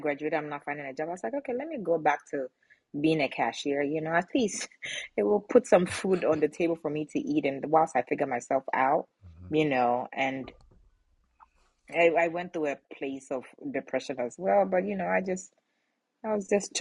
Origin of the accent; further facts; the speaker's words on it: Ghana; moved away; where I'm from, I was born in Ghana, West Africa, proud one. And, you know, so that's where I'm from.